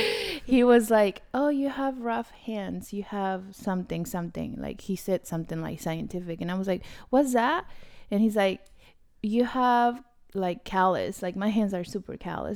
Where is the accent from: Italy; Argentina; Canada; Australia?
Argentina; moved away; I'm from Argentina